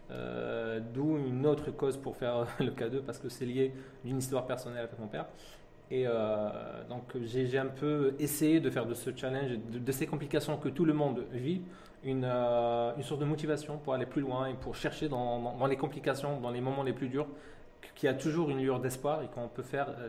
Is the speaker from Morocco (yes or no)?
no; France; born there; Donc, je suis né en France